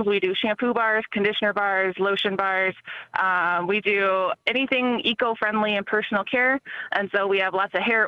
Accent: Milks Camp, South Dakota, United States; moved away; also born or lived in Mankato, Minnesota; I come from Milk's Camp, South Dakota, which is like 6 hours away

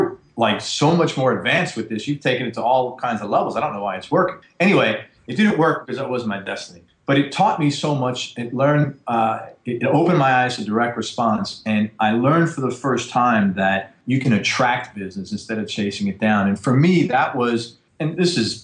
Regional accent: New York City, New York, United States; I grew up in the Bronx, in probably the worst area of the world you could live

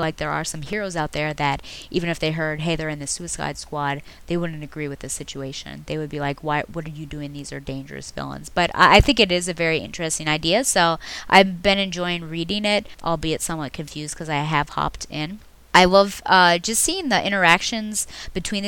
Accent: United States; as an American

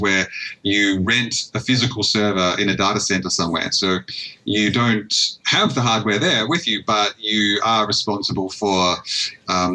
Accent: Australia; being an Australian

